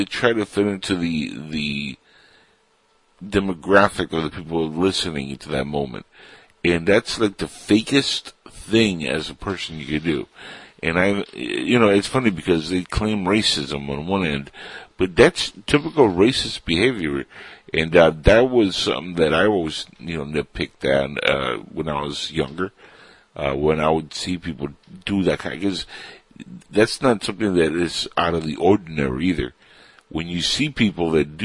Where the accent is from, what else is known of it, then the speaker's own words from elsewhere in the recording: United States; I look Latin, and I am Latin, but I grew up in this country